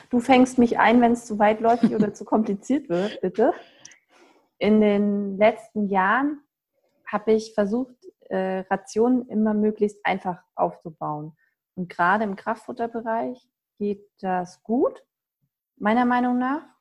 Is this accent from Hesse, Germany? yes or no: yes; Hesse, Germany; weil ich komme ja ursprünglich aus Nordhessen, habe in Göttingen studiert und da gab es das gar nicht.